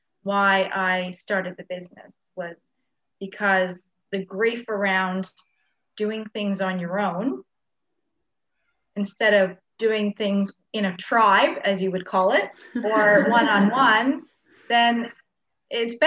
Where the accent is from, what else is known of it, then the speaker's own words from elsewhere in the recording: Canada; moved away as an adult; now in Australia; I'm from another country. I'm from Canada, and I moved to Australia when I was 19